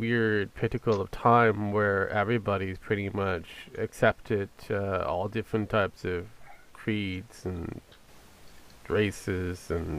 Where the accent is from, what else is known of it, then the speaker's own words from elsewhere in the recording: British Columbia, Canada; my hometown.